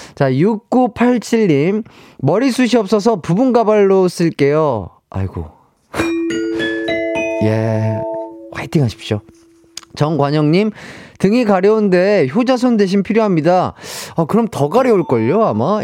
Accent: Gwangju, South Korea; now in Seoul, South Korea; 전라도 광주. 아, 저희 고향이죠

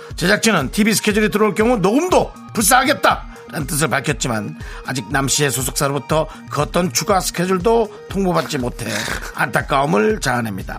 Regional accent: Gangneung, Gangwon, South Korea; moved away; 우리 강릉에 있는 어린이들은

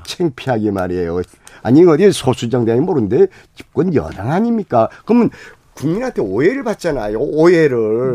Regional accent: Jeju Island, South Korea; 제주도 출신이에요.

